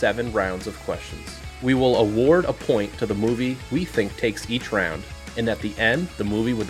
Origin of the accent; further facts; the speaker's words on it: Boston, Massachusetts, United States; I grew up in the Boston area.